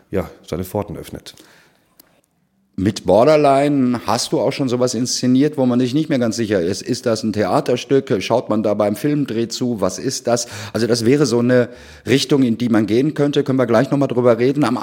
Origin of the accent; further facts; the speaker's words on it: Dortmund, North Rhine-Westphalia, Germany; Sind wir als Dortmunder natürlich ein äh, Stück stolz drauf.